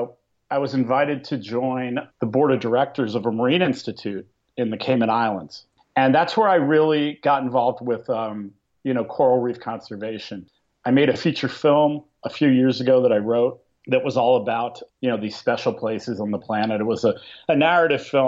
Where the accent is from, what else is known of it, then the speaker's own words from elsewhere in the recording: Pennsylvania, United States; moved away as an adult; also born or lived in Syracuse, New York; I grew up in Pennsylvania, not exactly an ocean community